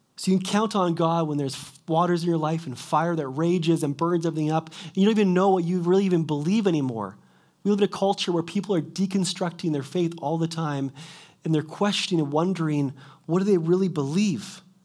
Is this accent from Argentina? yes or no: no; Kelowna, British Columbia, Canada; moved away as an adult; also born or lived in Quesnel; I was born and raised in Kelowna